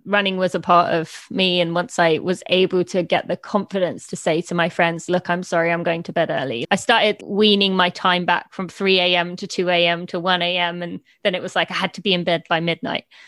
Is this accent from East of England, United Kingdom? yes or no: yes; East of England, United Kingdom; also born or lived in Indiana, United States; I am from just north of London, uh, in England, although I did live in Indiana for three years when I was two to five